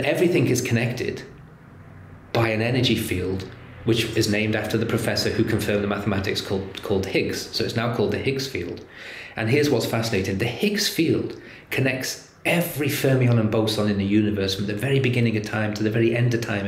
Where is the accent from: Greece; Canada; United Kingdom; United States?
United Kingdom; England; I'm English